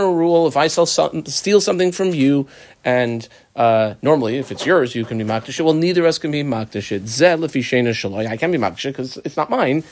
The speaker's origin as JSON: {"language": "English", "country": "United States", "tie": "born or raised there", "said": "growing up in America as a modern Orthodox kid"}